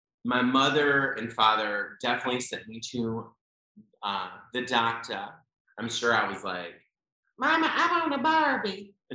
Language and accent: English; Raleigh, North Carolina, United States; I grew up in Raleigh, North Carolina.